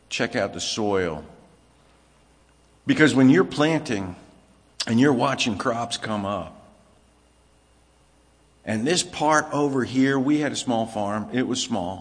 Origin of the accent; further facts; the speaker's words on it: Virginia, United States; also born or lived in Los Angeles, California / New Jersey; now in Pennsylvania, United States; I was born in L.A., grew up in Virginia, lived in New Jersey.